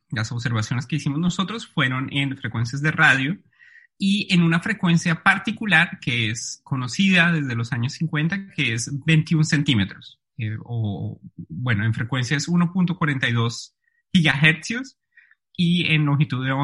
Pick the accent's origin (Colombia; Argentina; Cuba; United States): Colombia; Bogotá; Sí, exactamente, Jorge. Yo soy bogotano. nací y crecí allí. Soy físico de la Universidad de los Andes